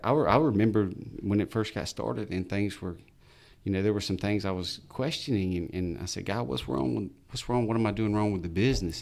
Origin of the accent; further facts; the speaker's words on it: Albany, United States; I'm from Albany. I grew up here.